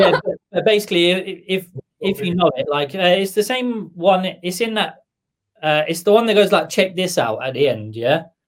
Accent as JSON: {"language": "English", "town": "Camberley", "region": "South East England", "country": "United Kingdom", "tie": "born or raised there", "also_born_or_lived": "Bournemouth / Watford / Milton Keynes", "moved": "as an adult", "lives_now": "Aylesbury, United Kingdom", "said": "born in Camberley"}